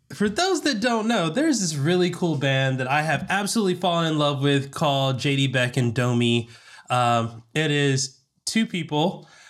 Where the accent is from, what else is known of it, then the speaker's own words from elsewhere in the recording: Southern, United States; accent: Southern; moved away; My Southern accent will peak out from time to time